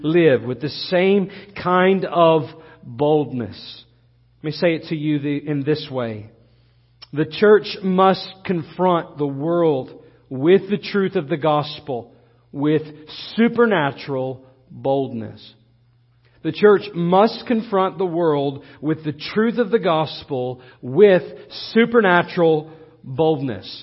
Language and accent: English; United States